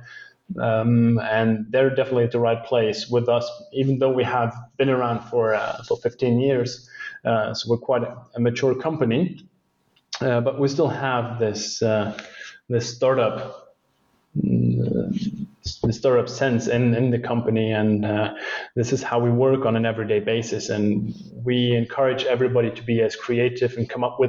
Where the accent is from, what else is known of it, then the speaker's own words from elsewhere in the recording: Luxembourg; It's my home country. I was born and raised here